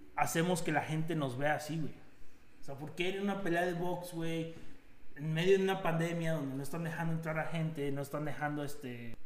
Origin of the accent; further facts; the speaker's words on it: Mexico; now in Jasper, Canada; siendo mexicanos aquí en Canadá